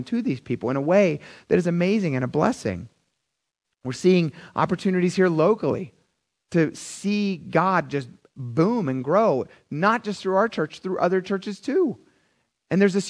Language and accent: English; Philadelphia, Pennsylvania, United States; I'm from Philadelphia